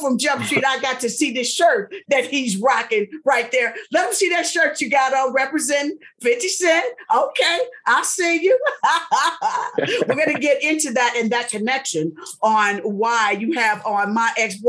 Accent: West Coast, United States; I'm from the West Coast

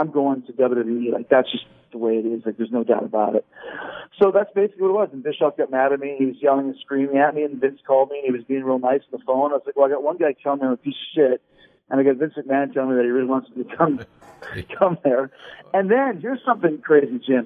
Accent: Winnipeg, Manitoba, Canada; I grew up in Winnipeg, so in Canada

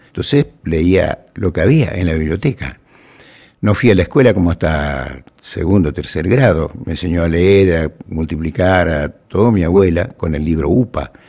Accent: Curuzú Cuatiá, Corrientes, Argentina; moved away; en un pueblo como Curuzucuatía, que es donde yo nací y me crié

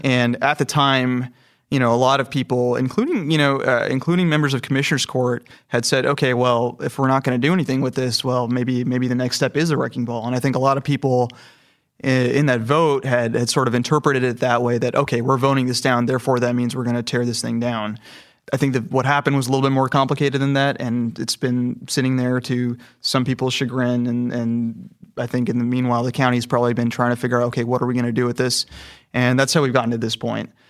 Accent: California, United States; moved away as an adult; now in Houston, United States; I'm from California, and I came to Houston about four years ago

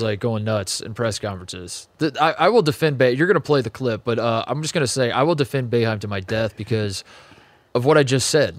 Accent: Indiana, United States; growing up in Indiana

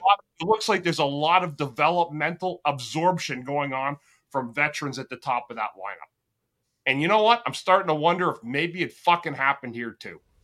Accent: Ottawa, Ontario, Canada; I'm from Ottawa

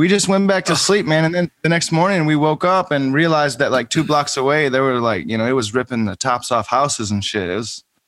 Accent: Ionia, Michigan, United States; moved away as an adult; now in Nashville, United States; I grew up in Ionia, Michigan, which is like outside of Grand Rapids, about a half hour.

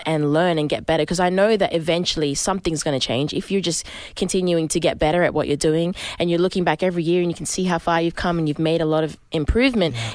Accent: Sydney, New South Wales, Australia; I'm from Sydney, from the city

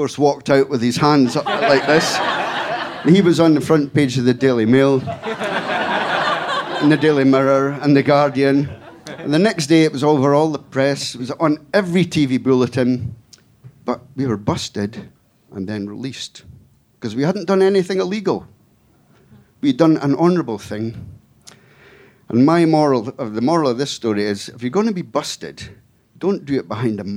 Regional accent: Scotland, United Kingdom; I come from Scotland

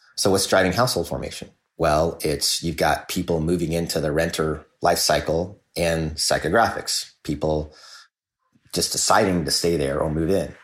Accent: Kansas City, United States; I grew up in Kansas City.

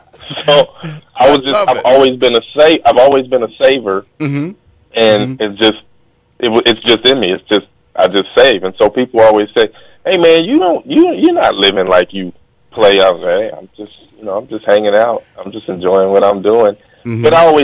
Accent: Long Beach, California, United States; I grew up in Long Beach, went to Arizona, drafted to San Diego. My whole life, I'm on the West Coast.

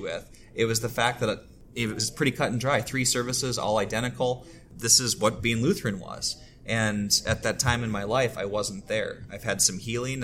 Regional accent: Twin Cities, Minnesota, United States; I grew up here in the Twin Cities

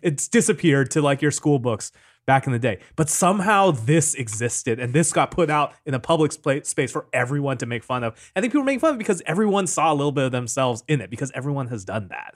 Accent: Seattle, Washington, United States; I grew up in Seattle.

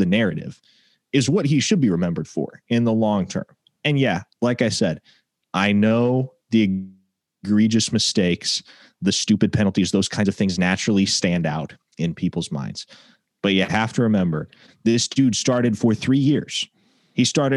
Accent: Nebraska, United States; moved away as an adult; now in Oklahoma, United States; I grew up in Nebraska. I went to high school in Nebraska

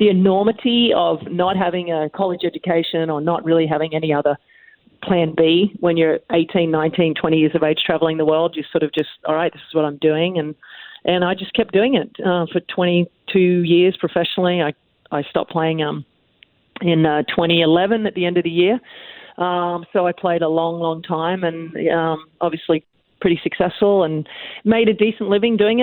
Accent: Australia; being an Australian child, we're usually outside playing a lot of sports.

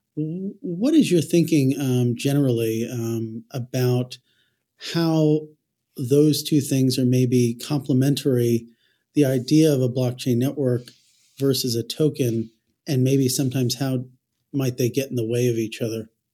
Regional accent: New Jersey, United States; accent: nasally Jersey; my nasally Jersey accent

